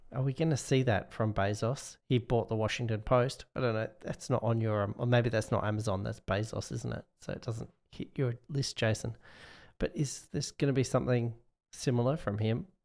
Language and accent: English; Perth, Western Australia, Australia; my hometown, Perth